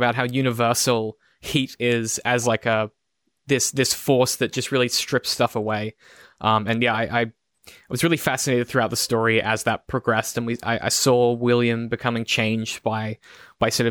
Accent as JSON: {"language": "English", "town": "Brisbane", "region": "Queensland", "country": "Australia", "tie": "born or raised there", "said": "I grew up in Brisbane"}